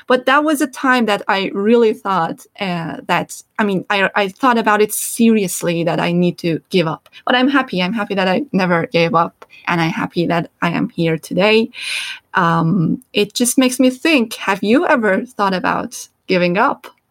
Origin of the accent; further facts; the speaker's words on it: Iran; English is a second language; moved away; also born or lived in Turkey; coming from Iran and growing up in Iran, and pretty much my whole experience is um, in Iran and in Turkey